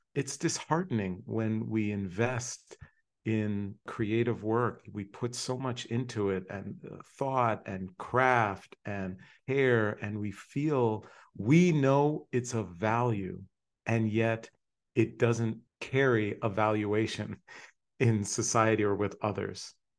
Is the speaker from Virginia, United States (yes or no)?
no; Hershey, Pennsylvania, United States; when I was 10 years old, moved to Hershey. So I was growing up in Hershey, Pennsylvania